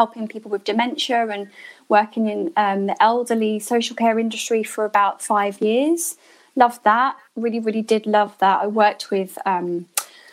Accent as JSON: {"language": "English", "area": "Hertfordshire", "region": "East of England", "country": "United Kingdom", "tie": "born or raised there", "also_born_or_lived": "Enfield, London / Bristol", "moved": "as an adult", "lives_now": "London, United Kingdom", "said": "I was born in Enfield in London. So lived in Hertfordshire for most of my life up till my 20s."}